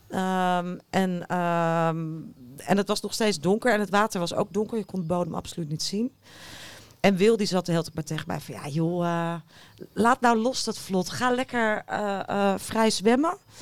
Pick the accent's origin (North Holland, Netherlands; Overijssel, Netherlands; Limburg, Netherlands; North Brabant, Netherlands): North Holland, Netherlands; Haarlem; Ik kom zelf uit Haarlem